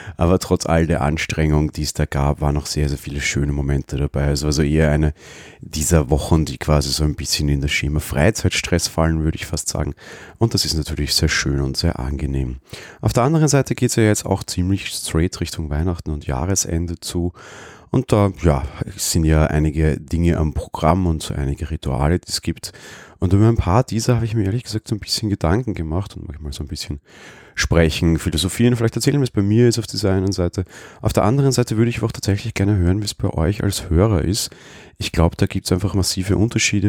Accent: Vienna, Austria; ich als Wiener.

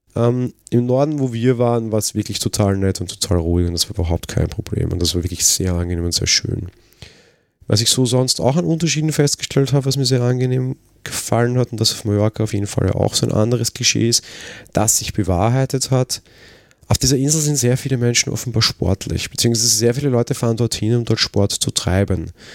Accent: Vienna, Austria; ich komme halt aus Wien

